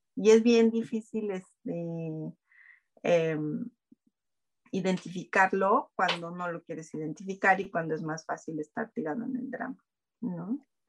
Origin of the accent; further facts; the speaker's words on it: Mexico; sí soy mexicana.